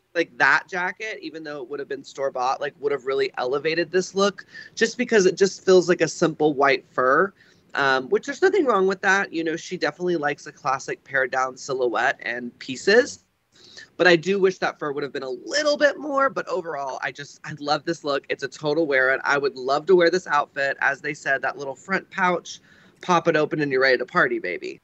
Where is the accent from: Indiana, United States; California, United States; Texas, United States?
Texas, United States; I grew up in Texas